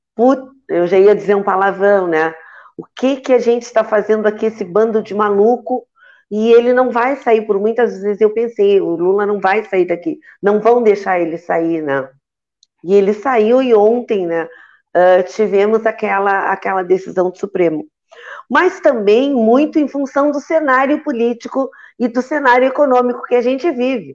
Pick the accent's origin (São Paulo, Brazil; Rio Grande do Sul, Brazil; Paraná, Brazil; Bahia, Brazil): Rio Grande do Sul, Brazil; Santa Vitória do Palmar; Santa Vitória, que é a minha terra natal